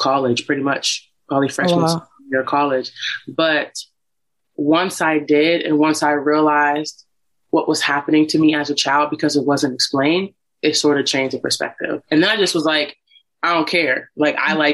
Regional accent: Warren, Ohio, United States; moved away as an adult; originally from the Midwest. I'm from Ohio, a small place called Warren, Ohio. But I moved here about 2 years ago

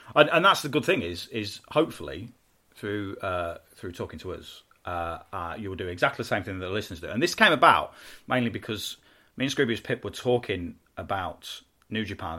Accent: United Kingdom; accent: British; I'm British and, and have a British accent

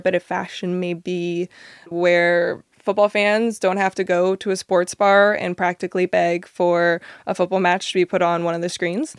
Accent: Monrovia, California, United States; also born or lived in Orange County; as a kid, I grew up in Southern California, like a little small town in L A, came from Monrovia

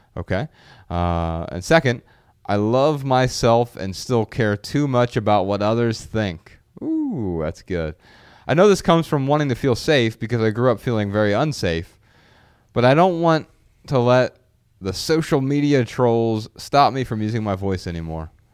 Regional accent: Dayton, Ohio, United States; moved away; being back in Dayton, my hometown

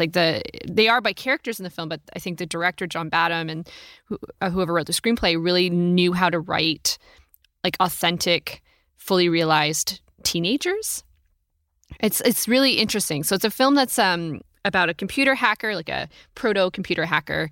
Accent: Oregon, United States; I'm from Oregon

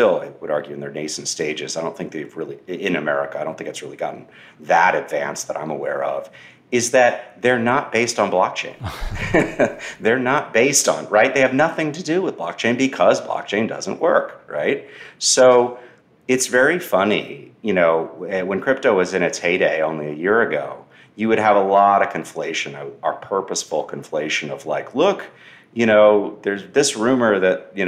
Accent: Austin, Texas, United States; my hometown of Austin

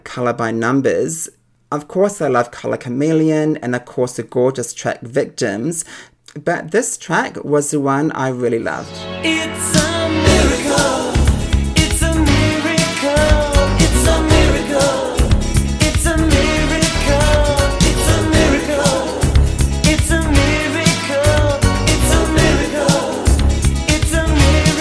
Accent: New Zealand; when I was growing up in New Zealand

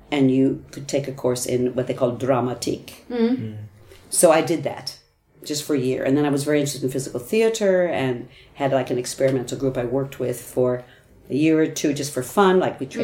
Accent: United States; first language English; moved away as an adult; now in Sweden; I was an English teacher from America

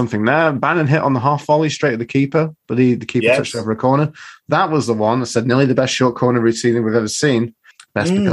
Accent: Scotland, United Kingdom; I would like to say, as a Scotsman

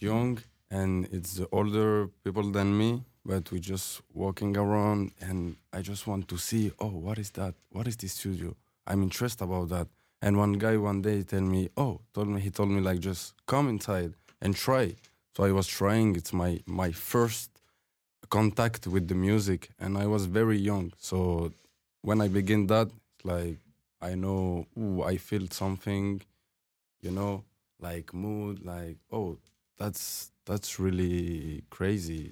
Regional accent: Fribourg, Switzerland; English is a second language; moved away as an adult; also born or lived in Algeria; now in Toronto, Canada; I grew up in Switzerland.

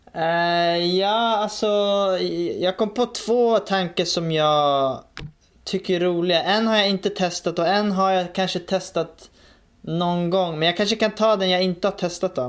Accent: Stockholm, Stockholm County, Sweden; jag växte upp i, i Rinkeby då, i, i Stockholm

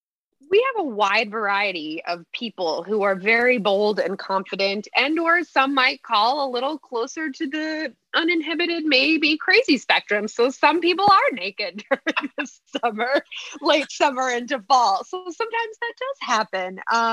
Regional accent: just north of Miami, South Florida, United States; now in New York City, United States; I grew up in South Florida, so I'm no stranger to humidity.

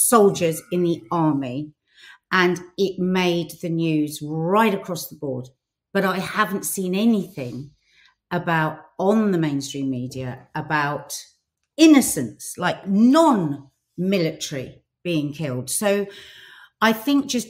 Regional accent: United Kingdom; as a British Arab

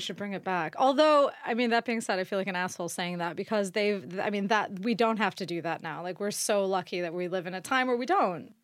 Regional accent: United States; I'm from America

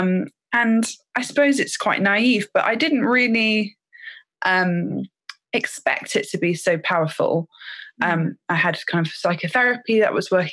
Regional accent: Thames Valley, South East England, United Kingdom; I grew up in the Thames Valley in quite an urban area

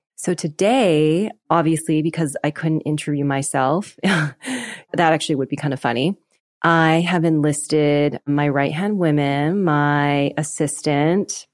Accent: Vancouver, British Columbia, Canada; moved away; I'm Canadian. I grew up in Vancouver, British

